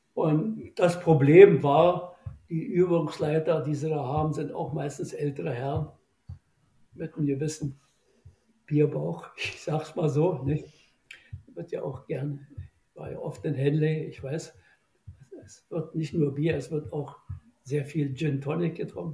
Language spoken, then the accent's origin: German; Germany; bei uns in Deutschland